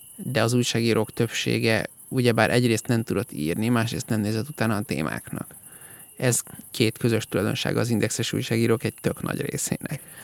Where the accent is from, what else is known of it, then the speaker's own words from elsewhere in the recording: Hungary; Magyar vagyok, nem turista